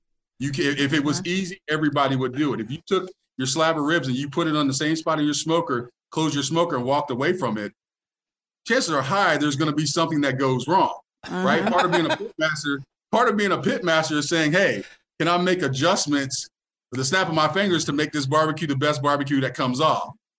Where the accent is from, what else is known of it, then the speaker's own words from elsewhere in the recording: Tampa, Florida, United States; You know I'm from Tampa, so